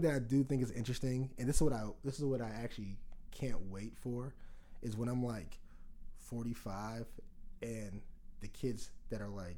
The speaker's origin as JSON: {"language": "English", "town": "Pittsburgh", "region": "Pennsylvania", "country": "United States", "tie": "born or raised there", "moved": "as an adult", "lives_now": "Boston, United States", "said": "I'm born and raised in Pittsburgh. Brashear"}